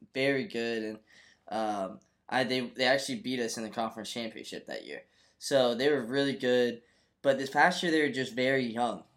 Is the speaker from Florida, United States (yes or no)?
yes; Florida, United States; my home state, the University of Florida. Uh, I, you know, I just grew up watching this team. I'm, you know, from Florida